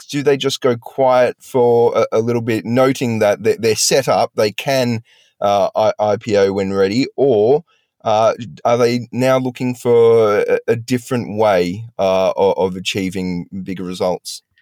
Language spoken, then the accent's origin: English; Australia; as an Australian